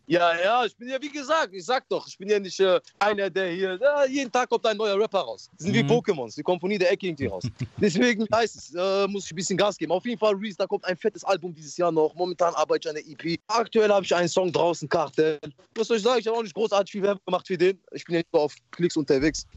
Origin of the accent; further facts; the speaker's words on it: Morocco; now in Germany; Bei uns in Marokko